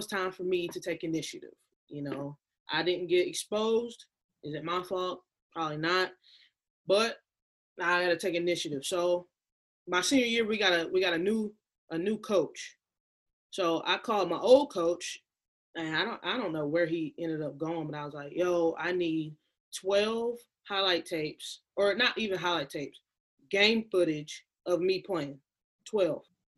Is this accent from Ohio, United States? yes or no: no; North Augusta, South Carolina, United States; I was born and raised in North Augusta, South Carolina.